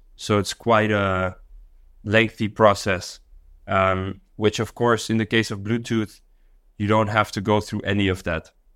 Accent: Dar es Salaam, Tanzania; also born or lived in Netherlands / Mexico City; now in Singapore; I grew up in Dar es Salaam in Tanzania

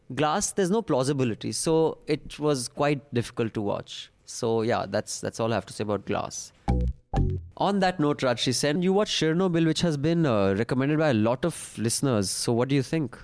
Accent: India; I am very proud of being an Indian

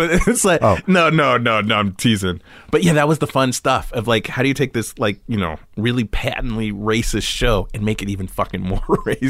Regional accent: California, United States; growing up in California, you know, having a lemon tree in the backyard, you know?

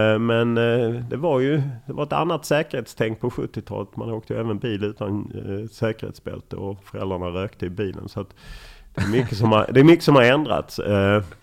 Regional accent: Lund, Skåne, Sweden; moved away as an adult; also born or lived in Stockholm; Jag är uppvuxen på Tuna

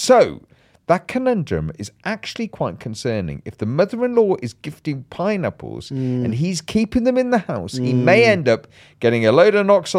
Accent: Bolton, North West England, United Kingdom; I'm from Bolton.

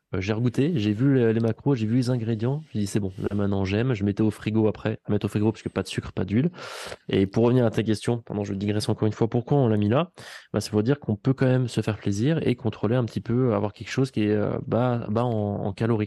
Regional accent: Vichy, Auvergne-Rhône-Alpes, France; je suis d'ici, je suis auvergnat

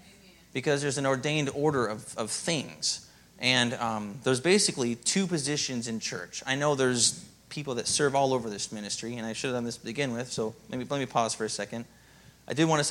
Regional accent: Minnesota, United States; moved away; I come from Minnesota, and there's not always Christians there

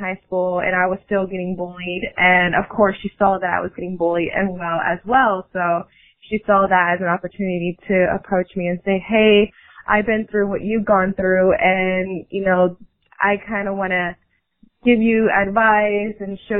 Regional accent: Texas, United States; There are times where I think it's because, you know, we're both from Texas, or because I'm very, very young, coming into the industry at age 17.

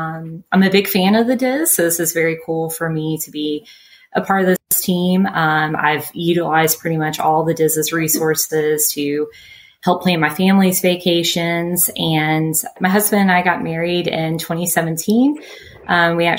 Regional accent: Mississippi, United States; accent: southern twang; moved away as an adult; now in Orlando, United States; from Mississippi, you can probably tell I got a little southern twang. That's where we moved from.

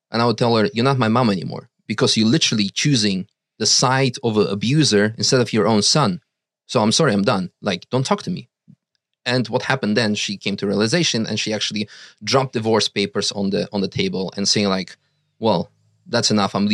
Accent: Russia; now in Netherlands; we were dependent on being with him because we came from Russia. We had no Dutch citizenship.

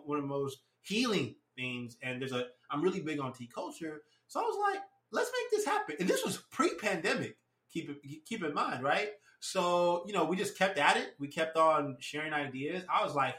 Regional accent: United States; also born or lived in Nigeria; I've lived in Nija up until I was six

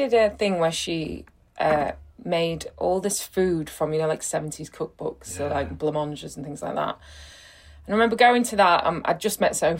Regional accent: Rotherham, Yorkshire and the Humber, United Kingdom; Well, there kind of wasn't one, but then I did have this T-shirt that said Rotherham is the new Berlin

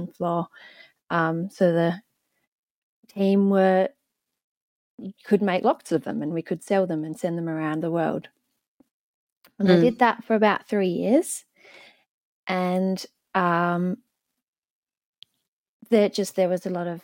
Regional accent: Adelaide, South Australia, Australia; also born or lived in Melbourne; We moved to Adelaide when I was about 2 years old

